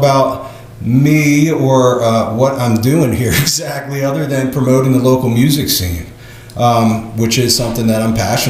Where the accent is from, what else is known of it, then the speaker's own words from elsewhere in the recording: Ardmore, United States; I'm from Ardmore right here.